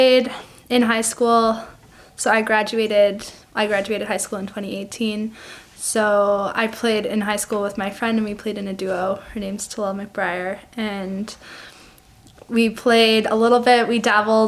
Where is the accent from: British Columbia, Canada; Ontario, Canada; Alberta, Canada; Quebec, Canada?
British Columbia, Canada; Nelson; I'm from Nelson, BC.